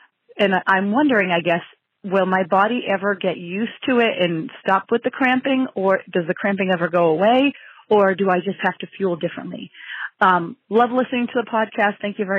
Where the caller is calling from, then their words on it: Easton, Massachusetts, United States; I'm calling from Easton, Massachusetts.